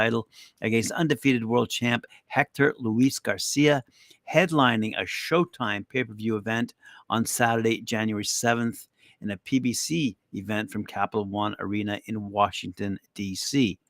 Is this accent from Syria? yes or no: yes; Aleppo, Aleppo Governorate, Syria; born there; moved away; I was born in Aleppo. My dad is from Syria, but my mom is from Madrid in Spain.